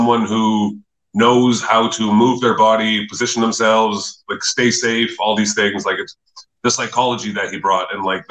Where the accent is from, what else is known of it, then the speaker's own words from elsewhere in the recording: Nanaimo, British Columbia, Canada; moved away as an adult; also born or lived in Calgary; I was from the Vancouver Island in Nanaimo